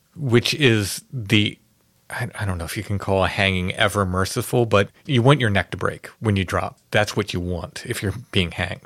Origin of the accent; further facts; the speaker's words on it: Maryland, United States; growing up in Maryland.